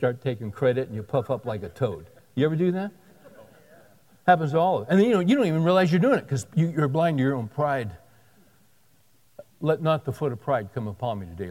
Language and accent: English; California, United States; I grew up in California, out on the beaches